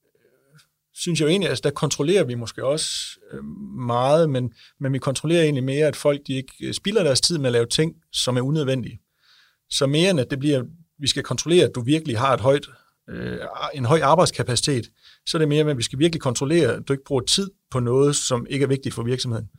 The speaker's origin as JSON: {"language": "Danish", "country": "Denmark", "said": "nu er vi jo fra Jylland"}